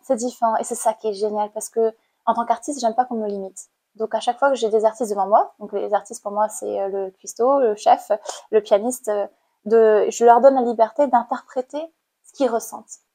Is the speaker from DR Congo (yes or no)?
no; Cambodia; born or raised there; moved away as an adult; now in France